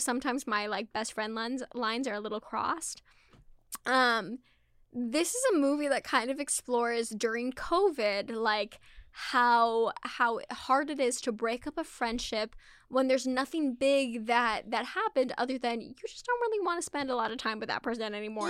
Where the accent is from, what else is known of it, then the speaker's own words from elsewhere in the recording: Scotland, United Kingdom; I'm not even Irish, I'm Scottish